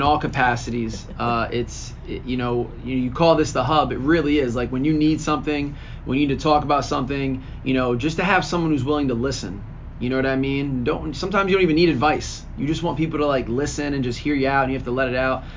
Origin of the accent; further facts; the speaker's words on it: Lawrenceville, New Jersey, United States; I was a Mercer County kid. I grew up in Lawrenceville